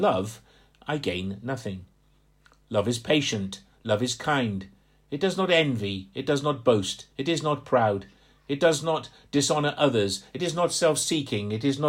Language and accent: English; just outside Portsmouth, Hampshire, South East England, United Kingdom; moved away; I grew up just outside Portsmouth. I'm from Hampshire.